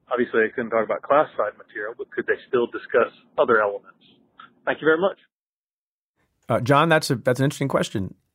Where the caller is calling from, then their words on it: Los Angeles, California, United States; Hi, Preet. … I'm calling from Los Angeles.